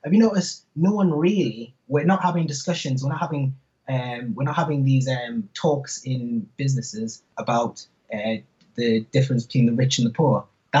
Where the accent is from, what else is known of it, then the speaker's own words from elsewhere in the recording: North East England, United Kingdom; accent: Geordie; I'm actually a Geordie, and I lived in Manchester.